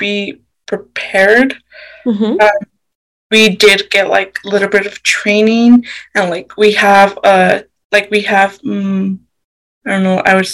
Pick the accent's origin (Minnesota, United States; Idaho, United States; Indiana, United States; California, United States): Idaho, United States; Idaho Falls; I was born in Idaho Falls